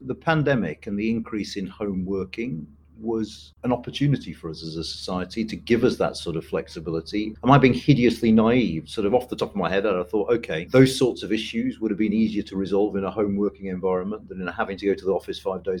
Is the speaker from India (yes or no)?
yes; Kerala, India; I'll do a little shout out for my home state of Kerala now, which is a matriarchal society where women sort of seem to run everything.